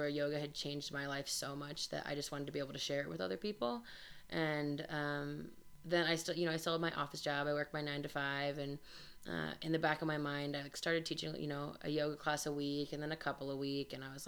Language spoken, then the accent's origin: English; Denver, Colorado, United States; also born or lived in Grand Junction, Colorado; I am from Denver, but I moved and had lived in Grand Junction for 7 years, and I moved back to Denver